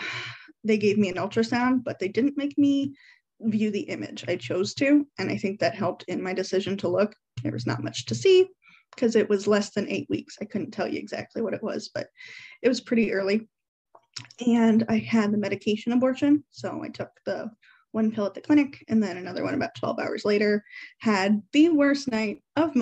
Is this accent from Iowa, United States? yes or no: yes; Davenport, Iowa, United States; I'm from the Iowa side of the Quad Cities, Davenport specifically